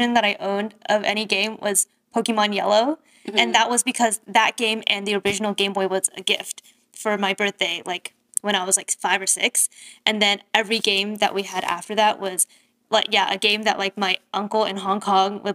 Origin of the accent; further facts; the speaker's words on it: Bay Area, California, United States; growing up in the Bay Area